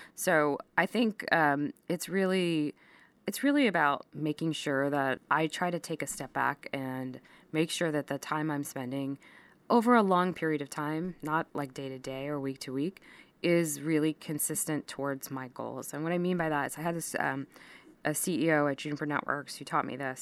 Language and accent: English; Texas, United States; moved away; also born or lived in India; growing up in that town